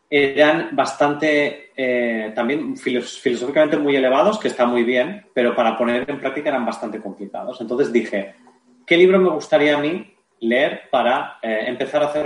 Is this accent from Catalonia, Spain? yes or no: yes; Barcelona, Catalonia, Spain; yo soy de Barcelona, eh, hay tres o cuatro tiendas donde, se puede vender